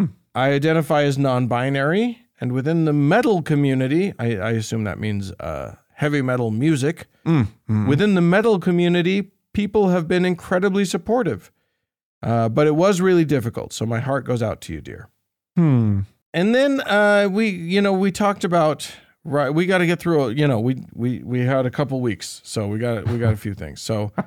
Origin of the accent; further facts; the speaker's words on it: Estonia; I'm from Estonia, and we are often labeled as Nazis in Russian propaganda, too.